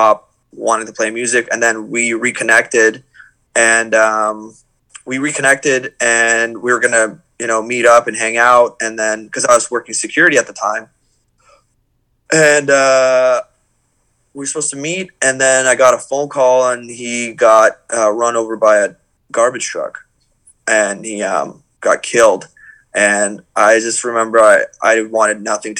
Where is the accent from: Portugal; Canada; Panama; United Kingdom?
Canada; Toronto, Ontario; we're from Toronto.